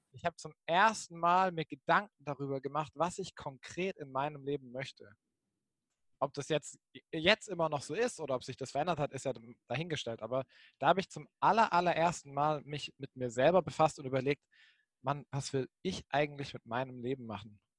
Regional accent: Baden-Württemberg, Germany; moved away as an adult; also born or lived in Jena; ich komme ursprünglich aus Baden-Württemberg, Baden-Württemberg, der Schwab

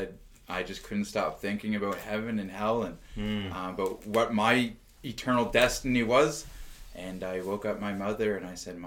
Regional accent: Halifax, Nova Scotia, Canada; This is home. I grew up here. I was born here.

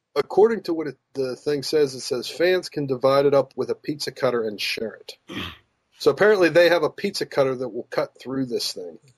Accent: Pittsburgh, Pennsylvania, United States; moved away; also born or lived in the South; growing up in Pittsburgh

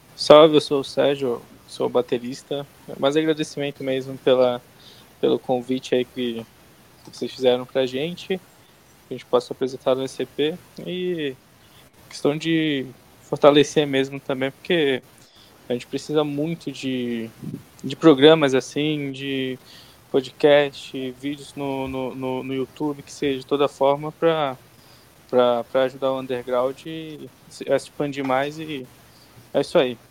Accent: Santarém, Pará, Brazil; now in São Paulo, Brazil; que eu não sou de São Paulo, inclusive, sou de Santarém lá no Pará.

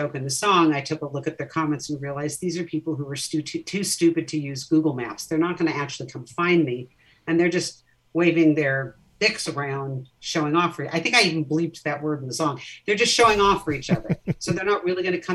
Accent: Orange County, California, United States; I grew up in Orange County, California.

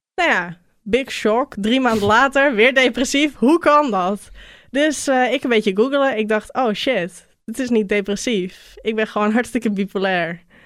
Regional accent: North Holland, Netherlands; Bij ons in Noord-Holland heb je grote boerderijen.

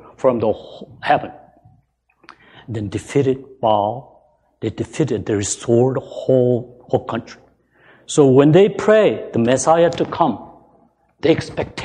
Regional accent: South Korea; moved away; I was born in Korea

